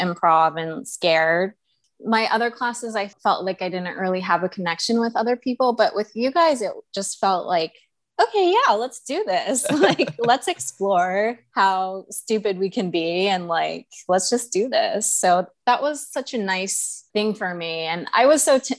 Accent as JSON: {"language": "English", "town": "Tucson", "region": "Arizona", "country": "United States", "tie": "born or raised there", "moved": "yes", "lives_now": "New York, United States", "said": "I grew up in Tucson, Arizona."}